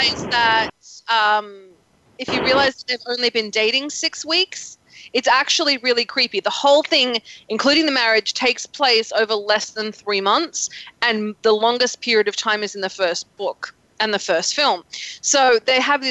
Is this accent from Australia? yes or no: yes; Australia; now in United States; I'm from Australia